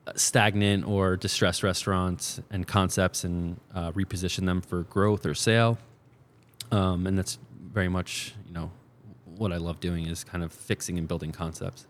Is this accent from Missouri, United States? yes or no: no; New Jersey, United States; moved away as an adult; also born or lived in New York City; I grew up in New Jersey. Um, went to college at uh, in New York City uh, and then was there till 2020